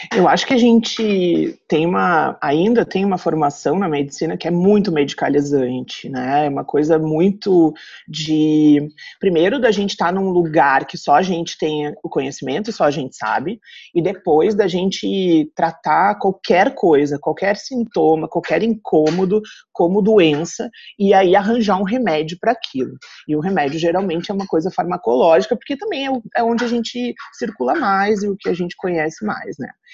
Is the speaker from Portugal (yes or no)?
no; Rio Grande do Sul, Brazil; moved away as an adult; also born or lived in Santa Catarina; now in Blumenau, Brazil; vim morar numa cidade do interior aqui de Santa Catarina, mas eu sou gaúcha